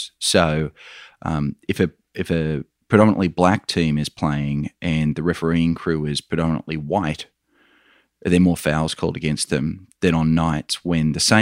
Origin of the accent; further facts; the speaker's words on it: Australia; accent: Australian; You can probably tell by my accent, Michael, I'm an Australian